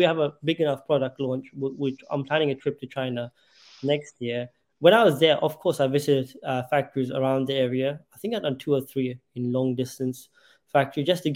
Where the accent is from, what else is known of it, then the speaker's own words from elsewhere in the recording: London, United Kingdom; moved away as an adult; growing up in London